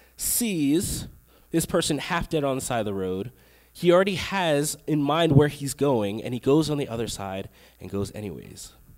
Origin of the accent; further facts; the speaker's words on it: Long Island, New York, United States; now in Texas, United States; I grew up in New York. I grew up on Long Island, which is about an hour away from the city.